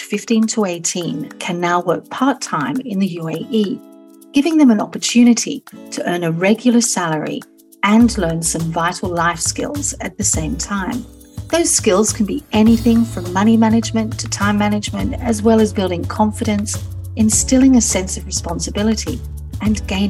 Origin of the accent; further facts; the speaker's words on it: Australia; now in United Arab Emirates; when I was 14 and growing up in Australia.